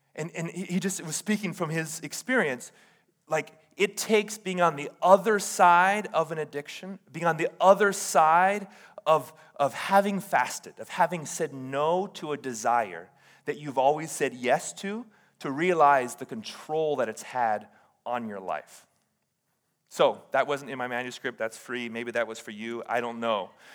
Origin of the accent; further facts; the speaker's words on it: Hawaii, United States; moved away as an adult; now in Oregon, United States; I did pastoring in Hawaii